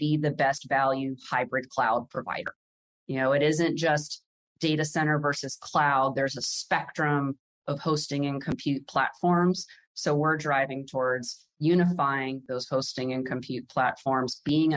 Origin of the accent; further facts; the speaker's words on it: around the Pentagon, Virginia, United States; I grew up around the Pentagon